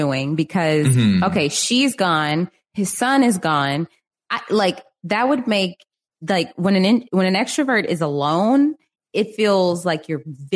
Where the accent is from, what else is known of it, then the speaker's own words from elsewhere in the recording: United States; as an American